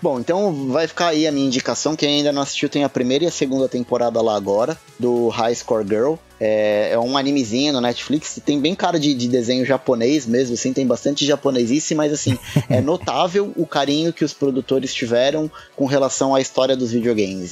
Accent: São Paulo, Brazil; eu sou de São Paulo

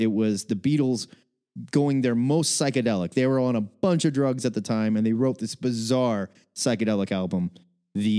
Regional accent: Omaha, Nebraska, United States; also born or lived in Waco, Texas; When I was a very young lad, I moved back from Waco, Texas to Omaha, Nebraska, and I moved into my grandfather's home

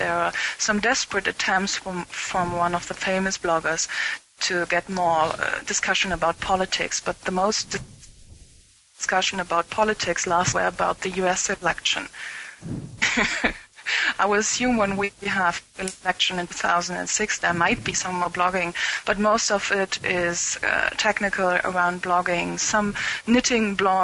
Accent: Germany; first language German; English is a second language

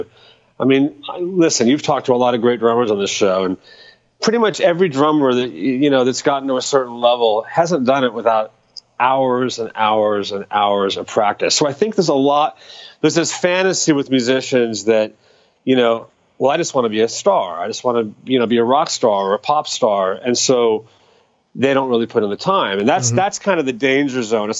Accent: Dallas, Texas, United States; I grew up in Dallas

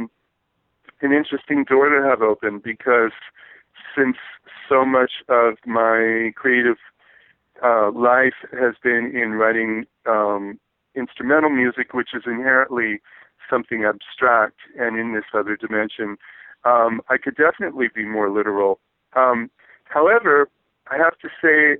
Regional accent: Berkeley, California, United States; I was born and raised in Berkeley and grew up in the 60s

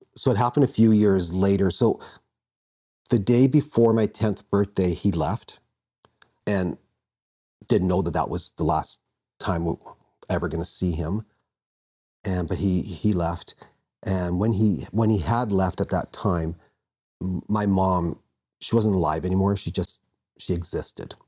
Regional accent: Vancouver, British Columbia, Canada; I was born in born in Vancouver

